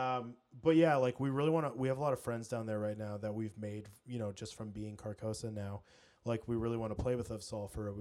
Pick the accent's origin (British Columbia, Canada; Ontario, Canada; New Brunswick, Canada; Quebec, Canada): British Columbia, Canada; I literally was born and raised in British Columbia